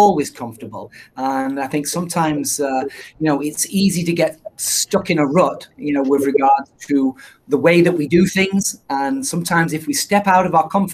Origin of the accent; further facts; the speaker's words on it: England, United Kingdom; moved away; being from England, people make fun of my accent